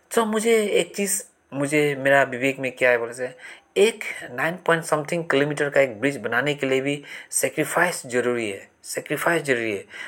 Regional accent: Assam, India; मैं आसाम से बिलोंग करता हूँ

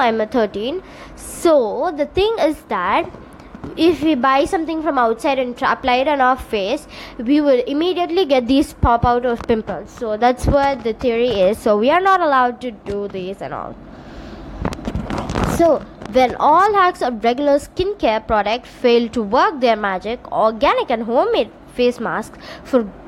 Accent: India; also born or lived in Tamil Nadu; I'm from India

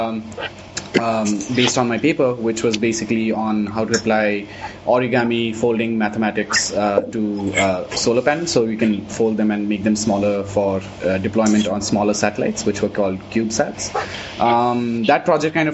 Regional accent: Delhi, India; moved away as an adult; also born or lived in United States; I was obviously born and brought up in Delhi, in India

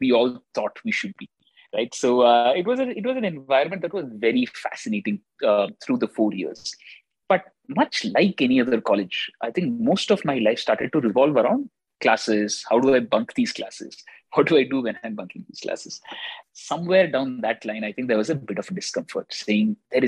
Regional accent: Bangalore, Karnataka, India; born or raised there; also born or lived in Chennai, India

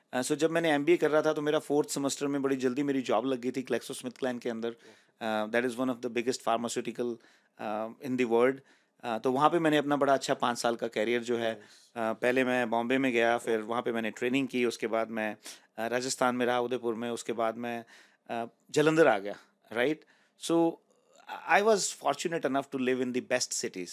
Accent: Rohtak, Haryana, India; moved away as an adult; now in Canada; मैं बेसिकली रोहतक से बिलोंग करता हूँ it's an it's city in Haryana

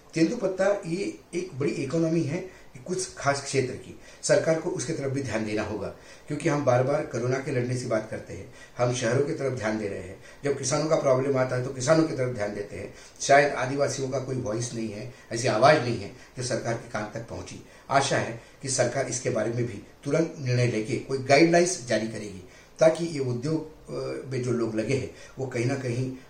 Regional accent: Vidarbha, Maharashtra, India; मैं खुद विदर्भ से आता हूँ

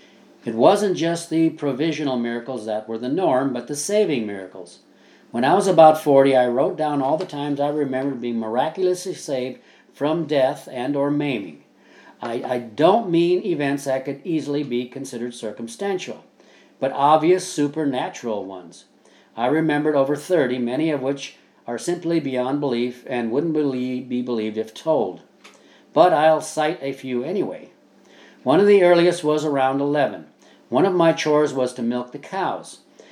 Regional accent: Midwest, United States; Also, growing up in the Midwest, my life experiences are almost as strange as Oz was to Dorothy.

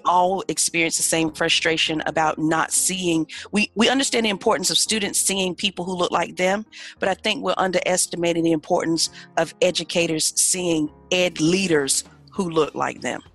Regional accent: Ahoskie, North Carolina, United States; I am proudly from a little bitty town in northeastern North Carolina called Ahoskie.

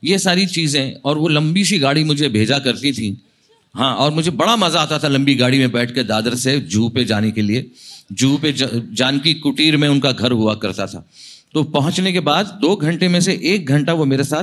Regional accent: India; first language Marathi; Hindi is a second language; मैंने कहा मेरी मदर टंग मराठी है और घर में क्या बोलते हो बोले मराठी बोलता हूँ

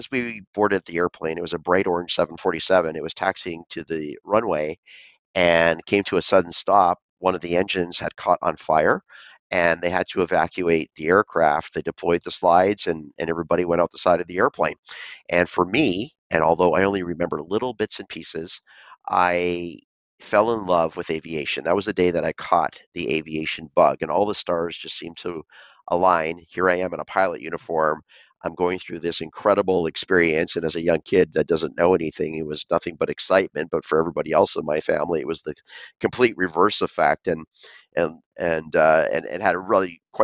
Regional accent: Vancouver, British Columbia, Canada; So I was born and raised in Vancouver, Canada

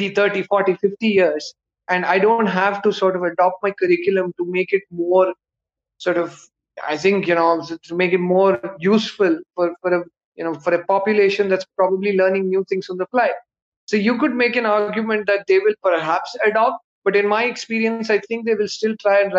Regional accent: Bangalore, Karnataka, India; I'm a South Indian. I'm from Bangalore. My Hindi is terrible

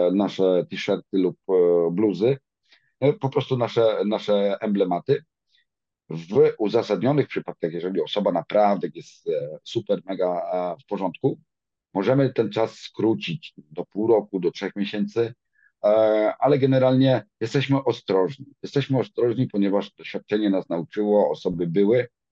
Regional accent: Dąbie, Greater Poland, Poland; now in Cologne, Germany; Pochodzę z Dąbia nad Nerem, jest to w okolicach Konina. Małe miasteczko.

